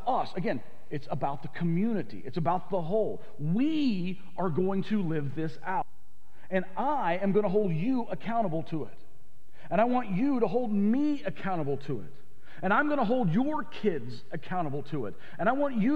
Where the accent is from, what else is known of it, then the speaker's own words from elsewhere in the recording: the South, United States; I grew up in the South. In the South, we would have said it like this.